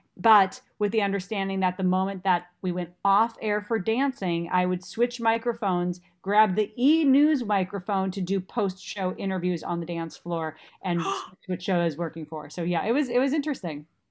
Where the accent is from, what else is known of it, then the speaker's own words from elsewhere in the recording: Minnesota, United States; moved away; I was working from Minnesota.